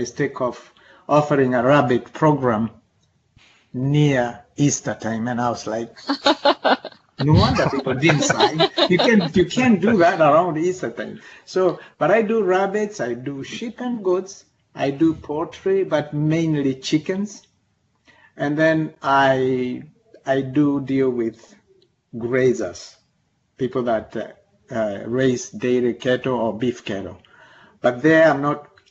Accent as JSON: {"language": "English", "country": "Kenya", "tie": "born or raised there", "also_born_or_lived": "Nairobi, Kenya / Reading, United Kingdom / Missouri, United States", "moved": "as an adult", "lives_now": "Kankakee County, United States", "said": "I'm a native of Kenya, and I came to this country 30 years ago"}